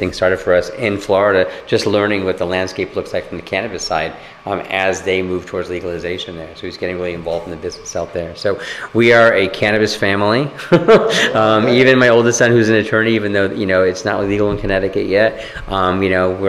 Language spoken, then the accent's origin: English; Japan; born there; Yeah, I was born in Japan, by the way.